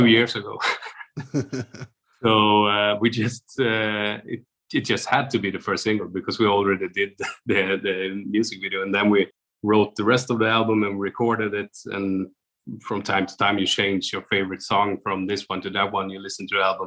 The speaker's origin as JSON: {"language": "English", "country": "Sweden", "moved": "yes", "lives_now": "Oslo, Norway", "said": "me and Lisa are Swedish"}